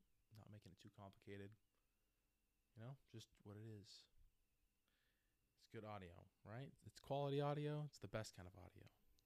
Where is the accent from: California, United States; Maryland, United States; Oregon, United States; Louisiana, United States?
Oregon, United States; Albany; moved away as an adult; now in Dallas, United States; I grew up in Albany, Albany, Oregon